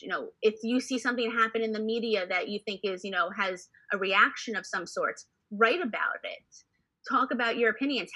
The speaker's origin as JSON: {"language": "English", "town": "New York City", "region": "New York", "country": "United States", "tie": "born or raised there", "said": "growing up in New York City, going to the theater every weekend."}